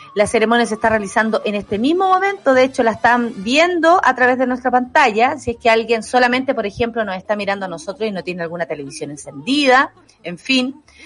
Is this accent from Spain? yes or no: no; Chile; Nosotros somos chilenos